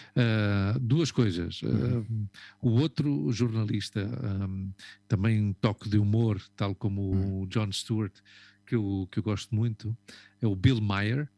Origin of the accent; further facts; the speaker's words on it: Portugal; moved away as an adult; nós que saímos de Portugal com 23 anos